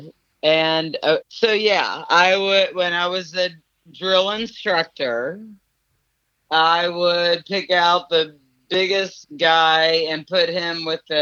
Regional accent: Tacoma, Washington, United States; I was not born in Germany, honey. I was born in Tacoma, Washington.

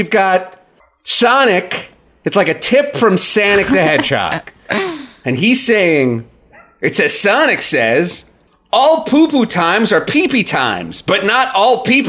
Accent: New York, United States; Oh, I'm originally from New York, you know, but I'm from the country.

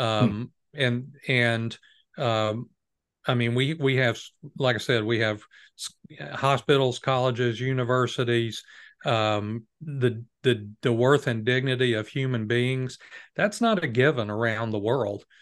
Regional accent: United States; as an American

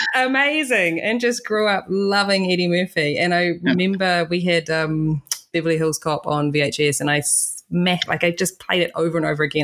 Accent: New Zealand; I'm from New Zealand

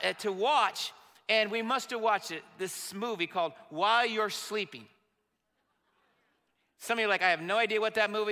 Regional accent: Marion, Indiana, United States; I was disconnected from my home church and my hometown of Marion, Indiana.

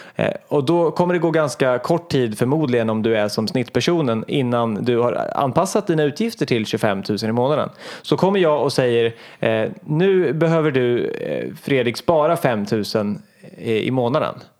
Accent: Hallsberg, Örebro County, Sweden; moved away; när jag var liten och bodde hemma i Hallsberg

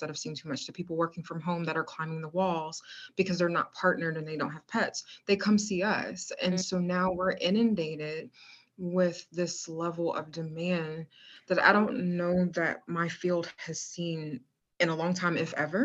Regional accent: Virginia, United States; also born or lived in Maryland; the Commonwealth of Virginia, my home state, hey, 757

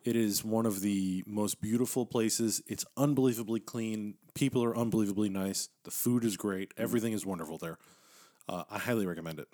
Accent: Texas, United States; I'm an American from Texas

